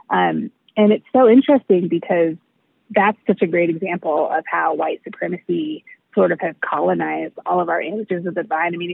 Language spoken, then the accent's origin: English; United States; I'm black and I've been black my whole life, um, but I was raised in America, white America. so even though um, I was raised in a black home, I was raised mostly in black church spaces.